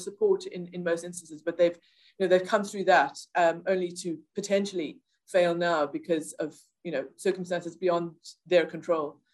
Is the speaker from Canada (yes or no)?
no; South Africa; moved away as an adult; now in Ireland; I grew up in South Africa. Um, and yes. I've lived in Ireland for just over 20 years